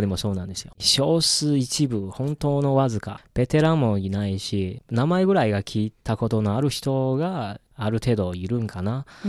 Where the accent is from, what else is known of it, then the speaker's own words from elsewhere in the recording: northern China, China; Japanese is a second language; moved away; 僕自身もあの北出身というか